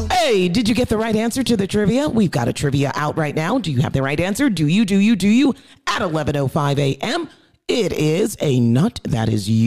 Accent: Jamaica; that's where we come from. We come from Jamaica.

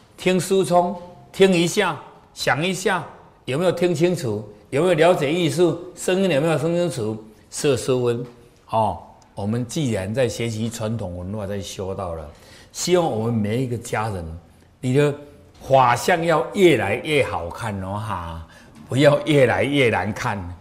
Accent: Taiwan; 我们台湾人

